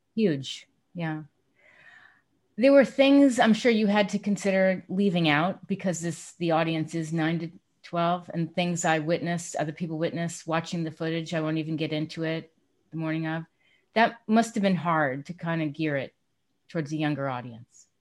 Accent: East Coast, United States; moved away; I'm from the East Coast

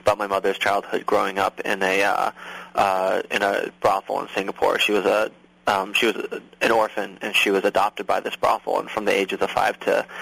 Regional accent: outside of Boston, Massachusetts, United States; moved away as an adult; also born or lived in Los Angeles, United States; now in New York, United States; I grew up outside of Boston

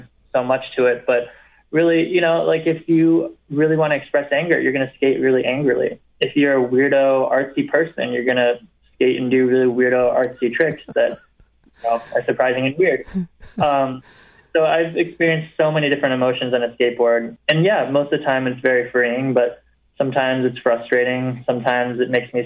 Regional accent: Rockford, Illinois, United States; also born or lived in China / Alabama / Los Angeles; growing up in Rockford, there wasn't much

